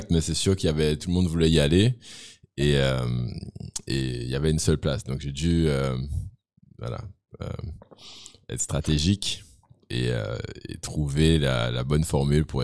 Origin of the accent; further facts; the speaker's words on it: Guadeloupe, France; Je viens de la Guadeloupe.